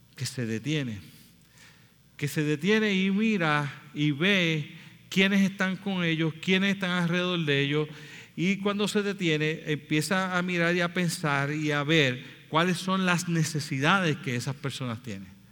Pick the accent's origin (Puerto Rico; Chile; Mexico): Puerto Rico; nosotros somos boricuas